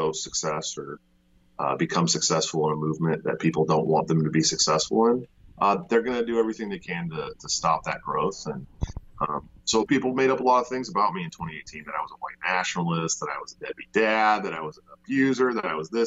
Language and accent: English; Bay Area, right outside of Oakland, California, United States; I'm born and raised in the Bay Area, right outside of Oakland